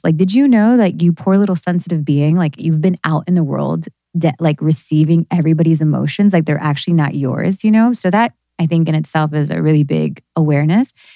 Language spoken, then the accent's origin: English; New Jersey, United States; I was born in New Jersey